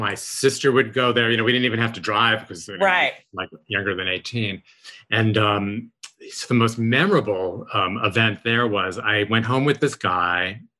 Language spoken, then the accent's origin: English; New York City, New York, United States; we grew up in Forest Hills and right off Queens Boulevard.